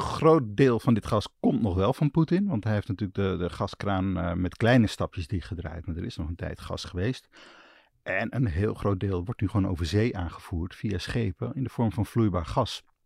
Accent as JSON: {"language": "Dutch", "area": "Twente", "region": "Overijssel", "country": "Netherlands", "tie": "born or raised there", "moved": "yes", "lives_now": "Amsterdam, Netherlands", "said": "ik kom uit Twente, daar is het altijd iets kouder in de winter"}